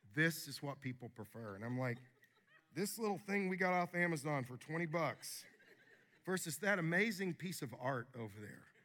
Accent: Wilmore, Kentucky, United States; moved away; in my hometown at Asbury University

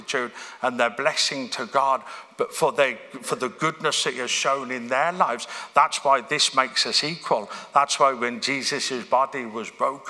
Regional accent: Birmingham, West Midlands, United Kingdom; moved away; church I grew up in Birmingham

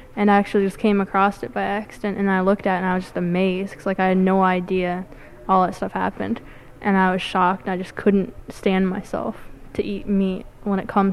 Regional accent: Ithaca, New York, United States; I'm from Ithaca

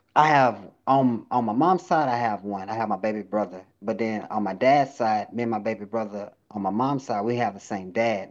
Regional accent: Lufkin, Texas, United States; also born or lived in Webster, Texas; I was fresh from Lufkin, country boy in the city

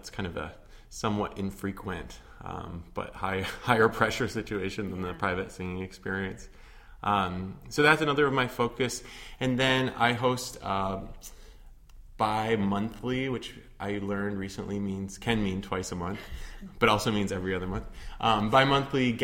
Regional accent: Otsego, Michigan, United States; moved away as an adult; also born or lived in Oberlin, Ohio; now in Chicago, United States; I am from a town called Otsego, which is near Kalamazoo, Michigan, and I spent, you know, all of my youth there

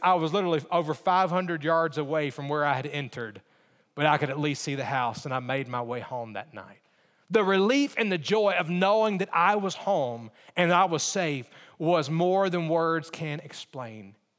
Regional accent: Alabama, United States; I grew up in Alabama

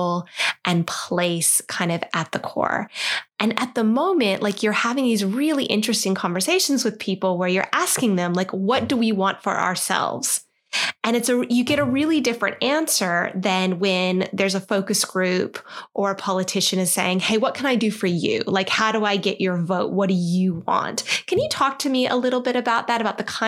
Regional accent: United States; accent: American; moved away as an adult; now in Australia; this girl sounds a bit American

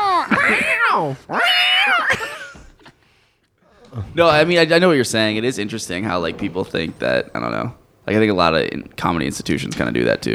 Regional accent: Pennsylvania, United States; moved away as an adult; now in Chicago, United States; I'm from Pennsylvania, and I love it.

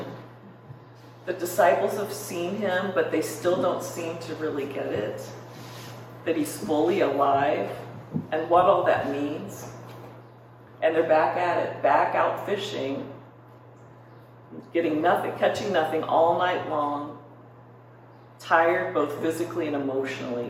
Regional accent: Minnesota, United States; moved away; I grew up in Minnesota

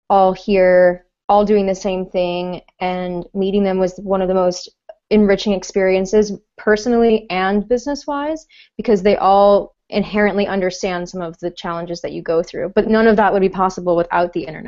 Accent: Melbourne, Florida, United States; moved away as an adult; also born or lived in Manhattan, New York; I'm originally from Melbourne, Florida. It's a small town on the East Coast near Cape Canaveral

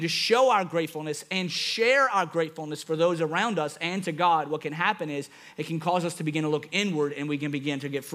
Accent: Louisiana, United States; I'm from Louisiana.

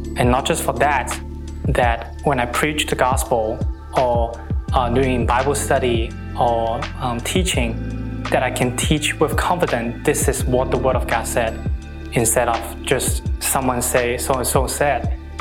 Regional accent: Hong Kong; I'm from Hong Kong

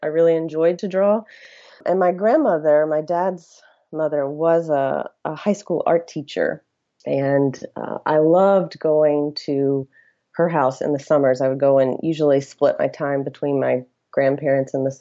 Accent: rural area outside Athens, Georgia, United States; I grew up in Georgia in a very rural area. It was actually outside of Athens, Georgia, where the University of Georgia is located

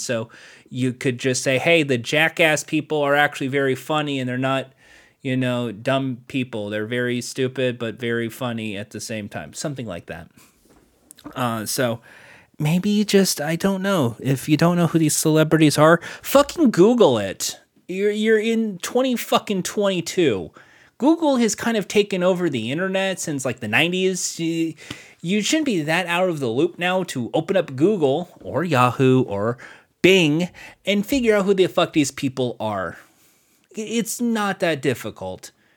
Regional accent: United States; I'm American

